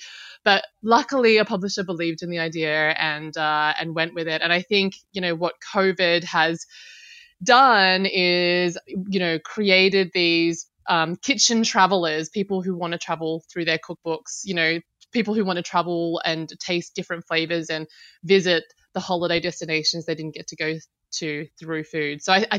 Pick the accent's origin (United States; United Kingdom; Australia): Australia; Sydney, New South Wales; moved away; I grew up in Sydney.